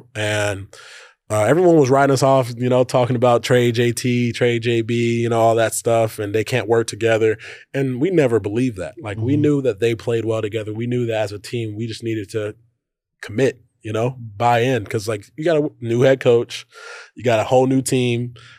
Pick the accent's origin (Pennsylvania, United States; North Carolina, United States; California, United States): North Carolina, United States; Charlotte; I grew up watching Kemba in Charlotte, North Carolina.